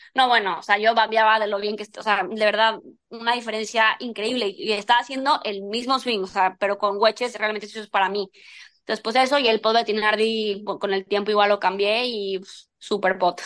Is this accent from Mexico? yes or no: yes; Mexico; siendo mexicana